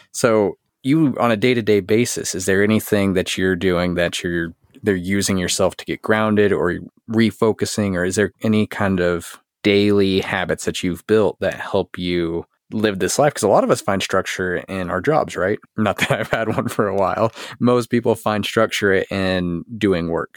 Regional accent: Texas, United States; I'm Texan

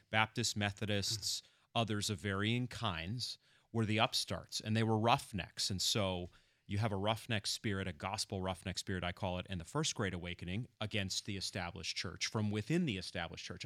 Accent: Machias, Maine, United States; moved away; I'm from coastal Maine originally

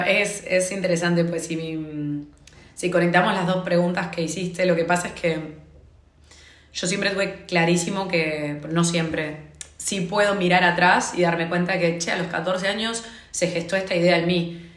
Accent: Argentina; moved away as an adult; now in Dublin, Ireland; soy argentina, vivo en Dublín

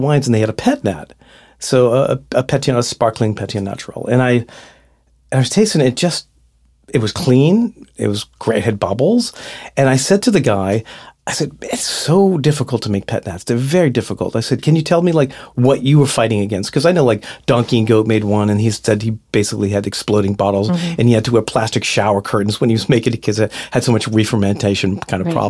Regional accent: Boston, Massachusetts, United States; I'm Boston Irish Catholic

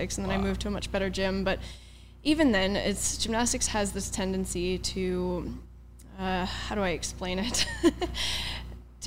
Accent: Port Orchard, Washington, United States; moved away as an adult; also born or lived in China; I was born in Port Orchard, Washington, which is a very small town outside of Seattle. I would say it's like across the water if you know the area. There's a peninsula up there. But yeah, so I was born and raised there, and I stayed there up until I was 20.

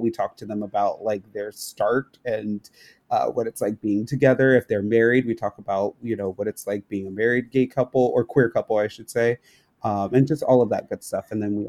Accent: Florida, United States; It was very jarring for us because, you know, we came from Florida

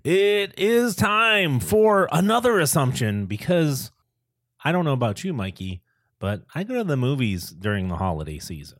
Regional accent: Boston, Massachusetts, United States; I grew up in the Boston area

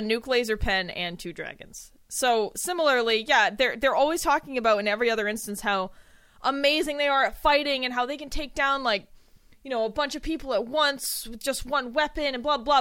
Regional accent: United States; I'm American

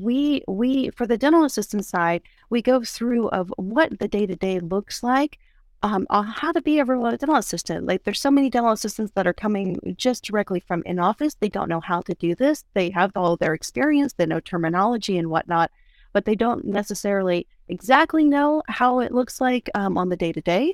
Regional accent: East Coast, United States; moved away; I am originally from the East Coast

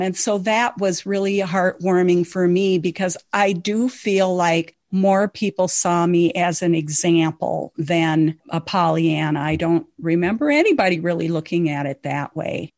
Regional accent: Lake of the Woods, northern Minnesota, United States; I grew up on Lake of the Woods in northern Minnesota

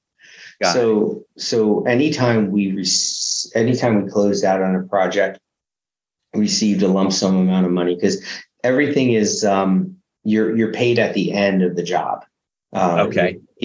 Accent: Westfield, New Jersey, United States; now in Sarasota, United States; I grew up in Westfield, New Jersey

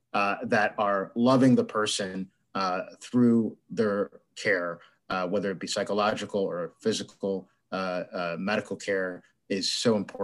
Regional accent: Michigan, United States; moved away; So I'm originally from Michigan

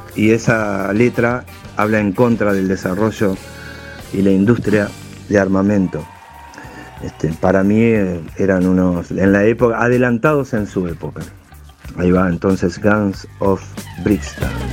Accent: Uruguay; soy músico, compositor uruguayo

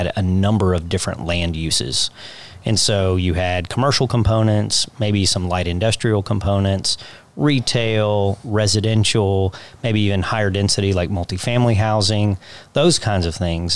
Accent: Kingwood, Texas, United States; I worked for the developer that developed my hometown

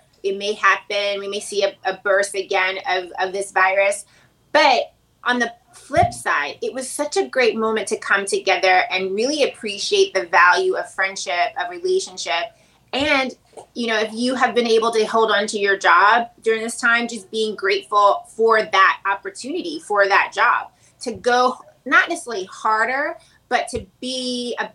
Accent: Chattanooga, Tennessee, United States; moved away; I'm from Tennessee

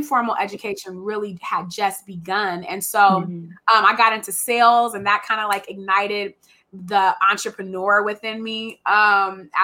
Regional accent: Richmond, California, United States; moved away as an adult; also born or lived in Oregon; I'm from Richmond

